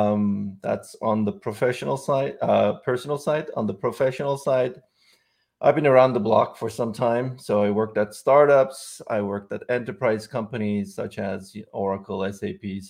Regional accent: Istanbul, Turkey; moved away as an adult; also born or lived in Silicon Valley Bay Area; now in San Francisco Bay Area, United States; I'm originally from Istanbul, Turkey

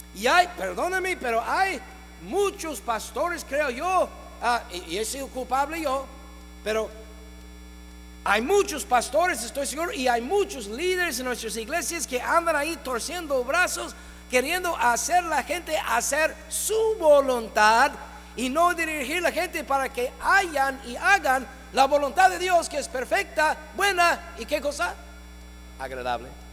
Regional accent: Ohio, United States; moved away as an adult; now in Mexico; mi tierra natal

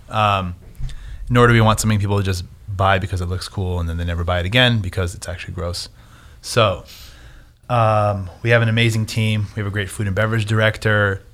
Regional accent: Southern California, United States; I'm from Southern California. I'm not Latin, but I spoke Spanish at, like, the age of two till now

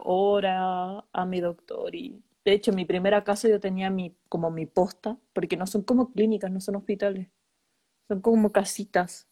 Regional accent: Chile; moved away as an adult; also born or lived in Denmark; now in Germany; me fui de Chile

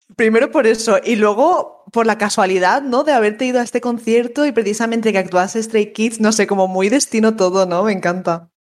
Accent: Valencia, Valencian Community, Spain; soy de Valencia

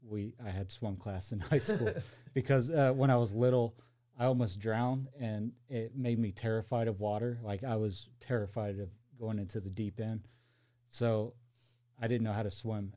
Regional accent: Kokomo, Indiana, United States; also born or lived in Arkansas / Arizona / Sulphur Springs, Indiana; I moved to Kokomo when I was like 10, and then I've been there ever since. So, I mean, I pretty much say I'm from Kokomo, but I've lived a lot of different places.

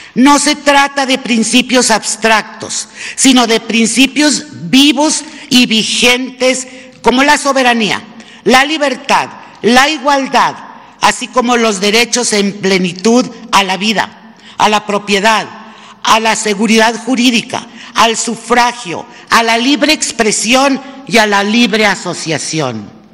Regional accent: Mexico; nuestro papel como mexicanas y como mexicanos

